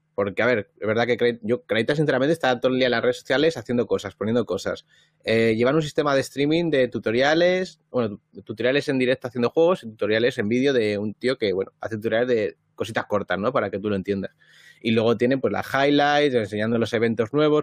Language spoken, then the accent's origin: Spanish; Madrid, Community of Madrid, Spain; moved away; en Madrid, ¿no? Que es donde yo nací, donde he vivido siempre